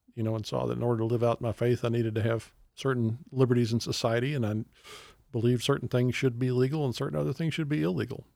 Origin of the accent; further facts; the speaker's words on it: Texas, United States; growing up in Texas